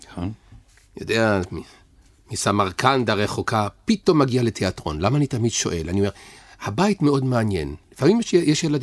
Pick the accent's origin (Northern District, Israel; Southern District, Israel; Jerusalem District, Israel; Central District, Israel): Jerusalem District, Israel; Jerusalem; born there